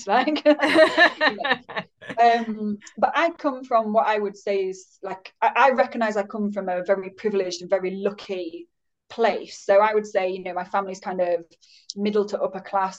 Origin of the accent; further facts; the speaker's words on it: Yorkshire and the Humber, United Kingdom; also born or lived in Leeds; I'm based in Leeds, so I'm a Yorkshire lass